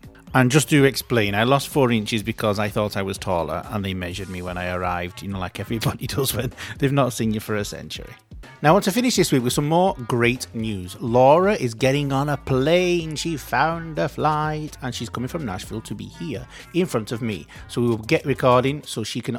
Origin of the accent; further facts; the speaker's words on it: Manchester, North West England, United Kingdom; accent: Manchester; my Manchester accent